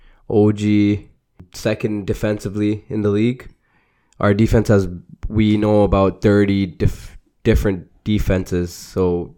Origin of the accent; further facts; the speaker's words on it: Toronto, Ontario, Canada; You already know I got my hometown team, Toronto Raptors.